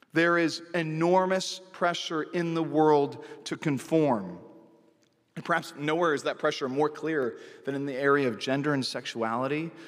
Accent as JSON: {"language": "English", "town": "Santa Cruz", "region": "California", "country": "United States", "tie": "born or raised there", "said": "my hometown of Santa Cruz, California"}